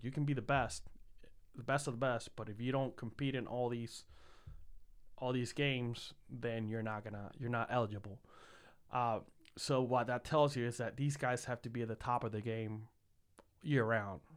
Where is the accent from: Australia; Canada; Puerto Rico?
Puerto Rico; San Juan; moved away as an adult; now in Columbus, United States; I was born and raised in San Juan, Puerto Rico, for 22 years prior to moving to Ohio in 2012.